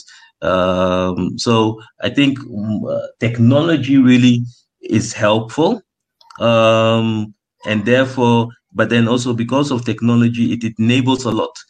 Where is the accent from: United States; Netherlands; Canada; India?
Netherlands; now in Ghana; when I was growing up in the Netherlands